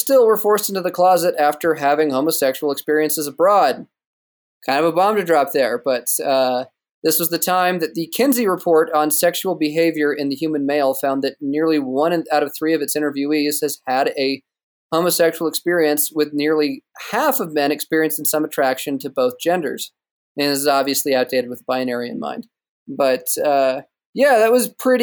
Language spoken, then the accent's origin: English; United States; I'm American